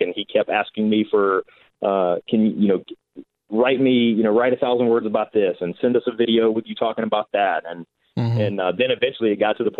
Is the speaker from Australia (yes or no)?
no; North Carolina, United States; moved away as an adult; now in San Diego, United States; I'm originally from North Carolina